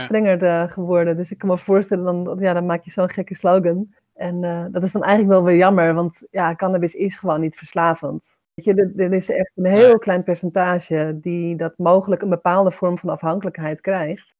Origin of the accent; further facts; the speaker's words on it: Amsterdam, North Holland, Netherlands; also born or lived in Bussum; we komen allebei wel uit Amsterdam